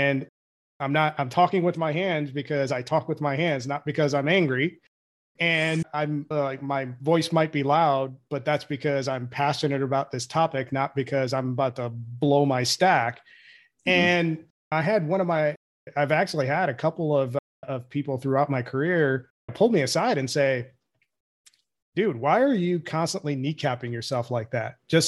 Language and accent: English; India; now in United States; I'm a first generation immigrant. I'm from India. So I came in that assimilation culture.